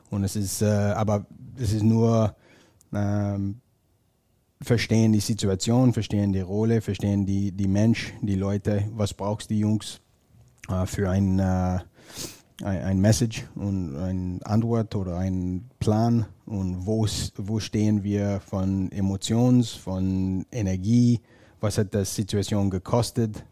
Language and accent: German; northern Ontario, Canada; German is a second language; moved away; ich komme aus Ontario, nördlichen Ontario